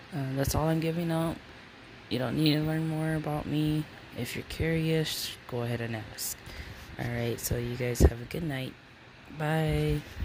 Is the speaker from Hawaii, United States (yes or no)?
yes; Hawaii, United States; now in Nevada, United States; I'm originally from Hawaii and I was born and raised there before leaving